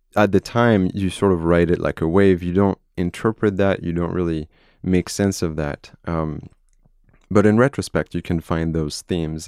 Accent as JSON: {"language": "English", "country": "France", "tie": "born or raised there", "moved": "as an adult", "lives_now": "United States", "said": "I'm from France. I was born in France. Uh, my entire family is French"}